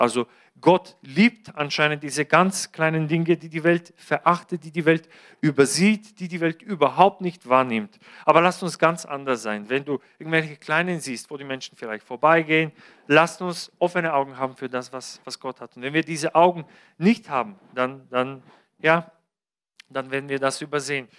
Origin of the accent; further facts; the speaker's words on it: Bulgaria; moved away; Bulgarien, mein Heimatland